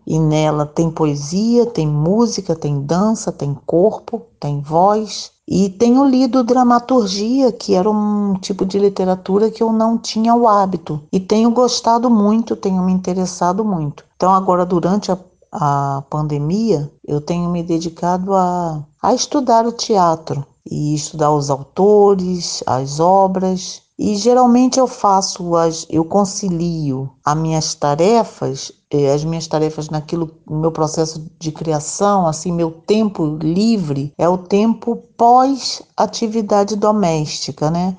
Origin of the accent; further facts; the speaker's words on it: Rio de Janeiro, Brazil; moved away as an adult; now in Vila Velha, Brazil; sou natural do Rio de Janeiro, estou aqui residindo no Espírito Santo, é, Vila Velha, Ponta da Fruta, desde 2003.